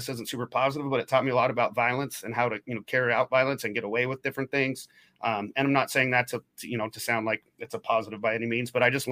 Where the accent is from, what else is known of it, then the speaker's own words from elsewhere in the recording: Oregon, United States; moved away as an adult; also born or lived in Portland, Oregon; now in Midwest, United States; When I grew up in Oregon, I was about an hour south of Portland until I, you know, graduated, moved up to Portland